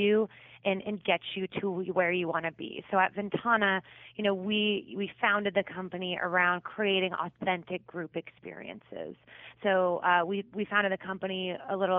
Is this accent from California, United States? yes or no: no; D.C., Virginia, United States; now in Los Angeles, United States; I actually grew up in Virginia, right near Washington, D.C.